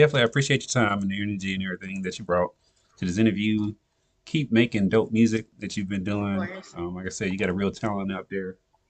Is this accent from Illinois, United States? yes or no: no; Nashville, Tennessee, United States; I'm originally from Nashville, Tennessee.